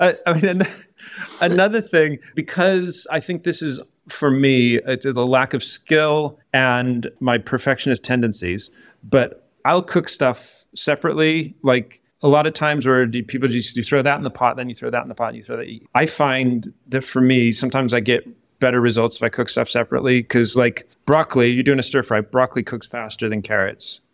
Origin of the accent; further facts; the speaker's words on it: American Southwest, United States; moved away as an adult; now in United Kingdom; I'm from the American Southwest